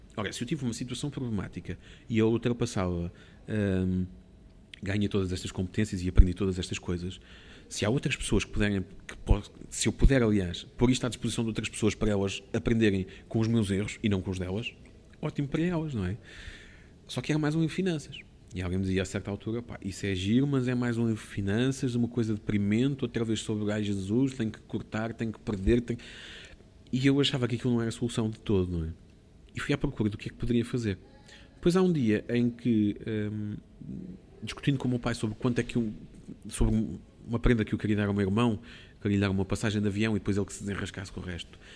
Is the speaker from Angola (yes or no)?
no; Portugal; sou de Portugal